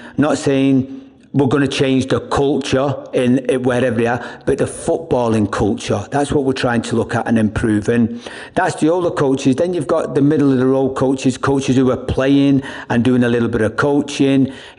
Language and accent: English; Ireland; also born or lived in England; I mean, I'm from Ireland and England. I'm not going to come in and change anybody's culture.